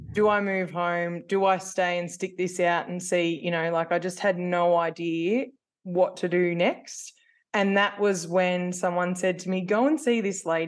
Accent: New South Wales, Australia; moved away as an adult; I'm originally from New South Wales and I moved here because I was a baker pastry chef by trade

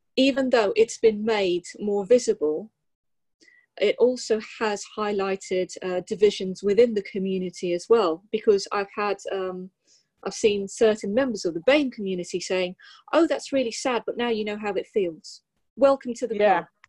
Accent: Sussex, South East England, United Kingdom; I'm actually from Sussex

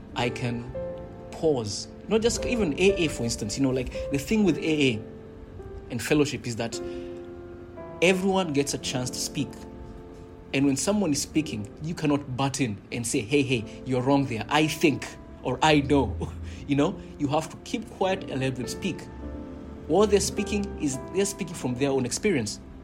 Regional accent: Kenya; growing up in Kenya, we did have in primary school

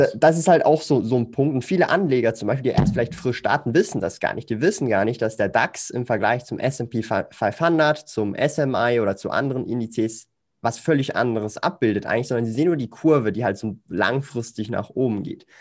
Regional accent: Switzerland; Ich komme aus der Schweiz, lebe in Zürich

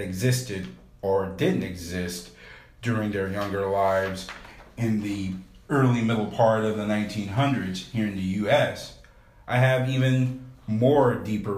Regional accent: North Texas, United States; my school age life while growing up in North Texas

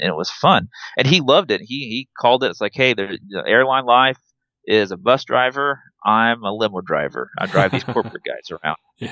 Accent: Trumbull, Nebraska, United States; also born or lived in Wood River, Nebraska; I grew up in Trumbull, uh, but then eventually we moved to a town called Wood River

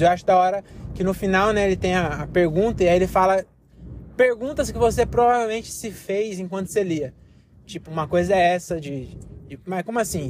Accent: Brazil; Nós somos brasileiros

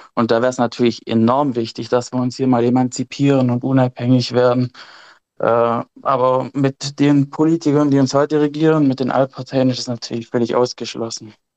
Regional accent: Germany; bei uns in Deutschland

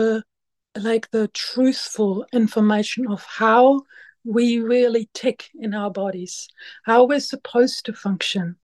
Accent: Germany; moved away as an adult; now in Waiheke Island, New Zealand; I'm originally from Germany and I came to New Zealand 20 years ago

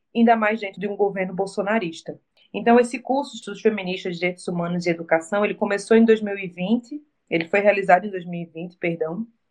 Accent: Recife, Pernambuco, Brazil

